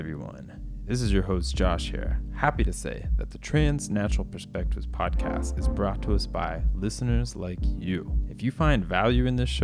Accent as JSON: {"language": "English", "region": "Florida", "country": "United States", "tie": "born or raised there", "said": "my home state, actually, of Florida in the United States"}